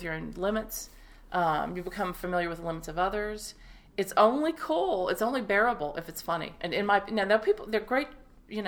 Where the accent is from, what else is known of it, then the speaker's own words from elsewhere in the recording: Appalachia, Virginia, United States; moved away as an adult; now in Maine, United States; I'm from Appalachia, really, which is the part of Virginia that meets with North Carolina, Tennessee, and Kentucky